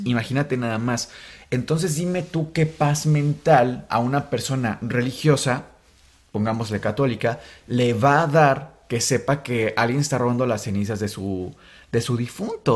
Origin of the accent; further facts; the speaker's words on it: Mexico; somos mexicanos